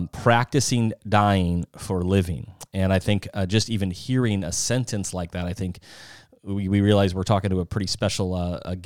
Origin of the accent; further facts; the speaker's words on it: South Dakota, United States; moved away; I'm from South Dakota originally